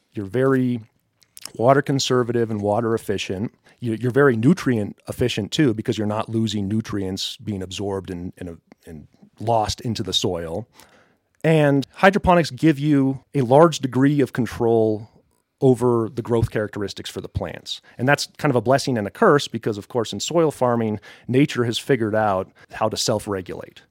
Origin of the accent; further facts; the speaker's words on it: Colorado Springs, Colorado, United States; moved away as an adult; also born or lived in Boulder / Fort Collins / Tampa Bay area, Florida; now in Westcliffe, United States; I'm a Colorado native. I grew up in Colorado Springs